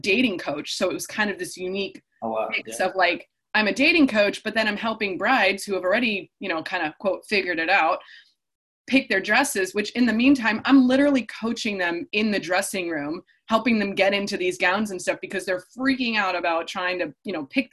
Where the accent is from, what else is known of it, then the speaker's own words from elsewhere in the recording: Chicago, Illinois, United States; moved away as an adult; also born or lived in Indiana; now in California, United States; I grew up in the Midwest. I grew up in Chicago, went to school in Indiana